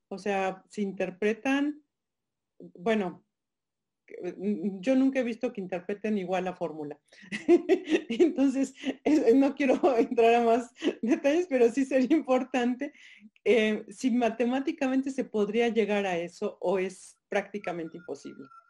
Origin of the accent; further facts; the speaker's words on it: Guanajuato, Mexico; voy a traer mi estado, soy guanajuatense, siempre lo pongo por delante.